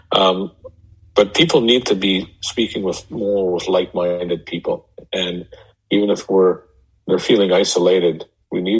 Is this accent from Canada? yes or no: yes; Canada; moved away as an adult; also born or lived in Denver; I come from Canada. I'm not in Canada right now.